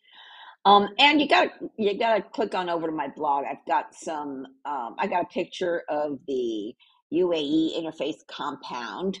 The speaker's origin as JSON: {"language": "English", "country": "Puerto Rico", "also_born_or_lived": "New York / Miami", "moved": "yes", "said": "I'm from Puerto Rico, which is the one island over from Cuba."}